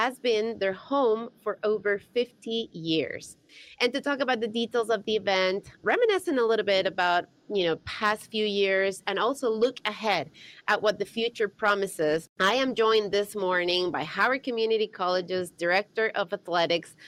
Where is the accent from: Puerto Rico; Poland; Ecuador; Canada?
Ecuador; now in United States; my home country, Ecuador